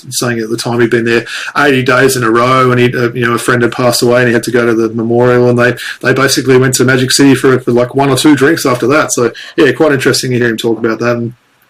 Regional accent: St. Louis, Missouri, United States; That's the colours I first, you know, had when I came over from St. Louis there.

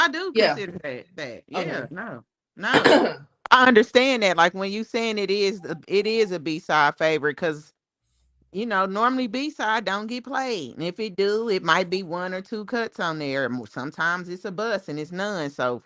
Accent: Kansas City, Missouri, United States; I'm from Kansas City.

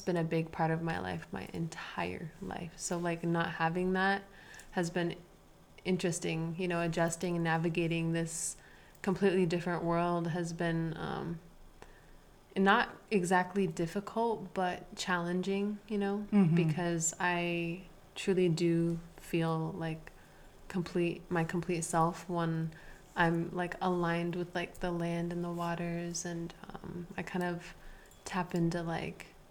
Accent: Alaska, United States; moved away; I'm from Alaska. So moving from Alaska to, you know, big city has been like a drastic change

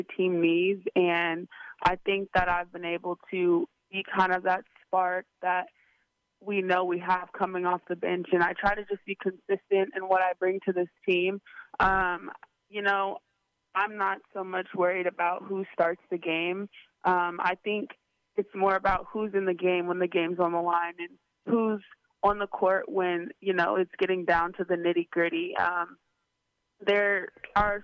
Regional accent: Southern California, United States; accent: Valley girl; moved away; I'm from California and just kind of have that, you know, Southern California, Valley girl, little vibe going

